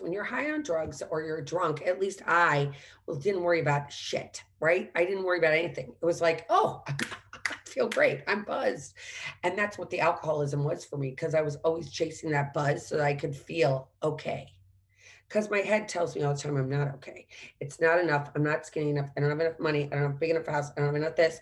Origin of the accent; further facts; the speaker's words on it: St. Louis, Missouri, United States; also born or lived in Washington, D.C.; There were amazing fireworks growing up in St. Louis.